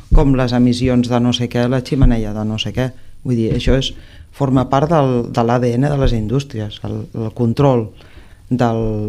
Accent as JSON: {"language": "Catalan", "town": "Reus", "region": "Catalonia", "country": "Spain", "tie": "born or raised there", "said": "amics i amigues no? de Reus de tota la vida, no? de, de quan ets petit, de quan anaves a l'institut"}